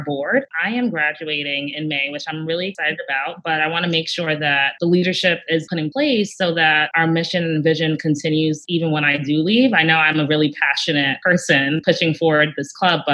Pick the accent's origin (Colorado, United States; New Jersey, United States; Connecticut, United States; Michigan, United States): New Jersey, United States; I'm from New Jersey